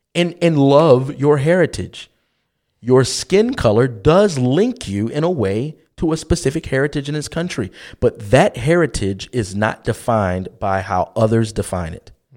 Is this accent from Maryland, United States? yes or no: yes; Baltimore, Maryland, United States; growing up in West Baltimore City